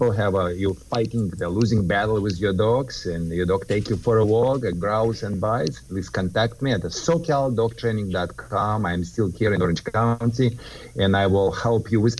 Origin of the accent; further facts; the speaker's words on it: California, United States; I am from Southern California